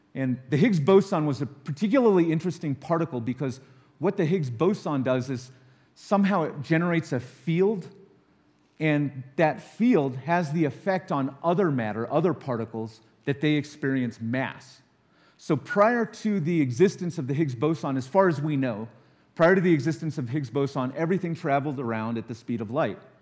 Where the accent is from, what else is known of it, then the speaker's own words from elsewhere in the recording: Los Alamos, New Mexico, United States; I grew up in Los Alamos